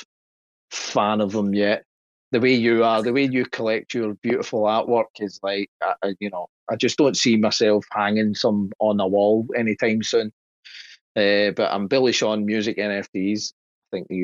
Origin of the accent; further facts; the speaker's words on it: Scotland, United Kingdom; being Scottish